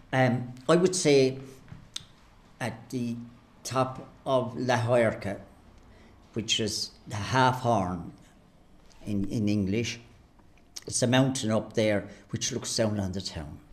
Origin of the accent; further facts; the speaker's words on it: Clonmel, Munster, Ireland; Great days of playing with all the young fellas and young girls around the place, you know, around the streets. The streets at the centre of the town was our domain